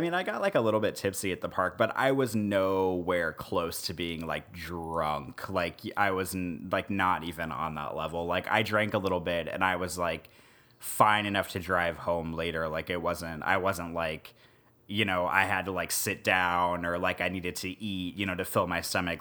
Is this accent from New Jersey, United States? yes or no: no; Missouri, United States; also born or lived in Nebraska; now in New Orleans, United States; where I grew up in Missouri and also in Nebraska